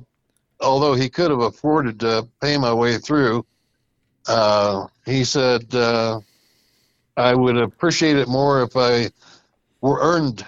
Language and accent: English; Colorado Springs, Colorado, United States; also born or lived in Sheridan; I grew up in Colorado Springs.